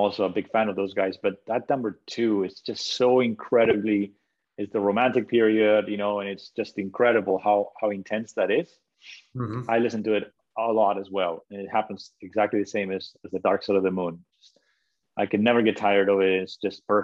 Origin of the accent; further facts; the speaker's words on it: Spain; moved away; also born or lived in Italy; I was born in Italy. Even though I'm from Spain, I grew up in Spain